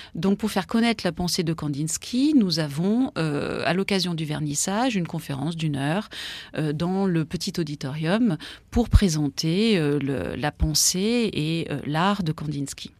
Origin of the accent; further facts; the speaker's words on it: Grenoble, Auvergne-Rhône-Alpes, France; je suis grenobloise d'origine